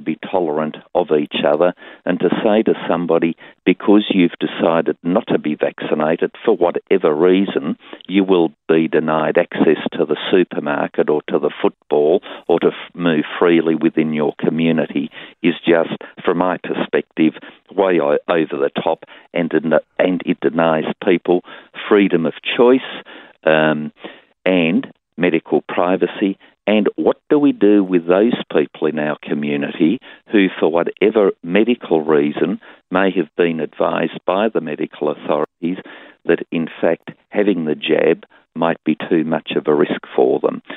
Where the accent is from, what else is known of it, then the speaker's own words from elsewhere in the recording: Tasmania, Australia; my home state of Tasmania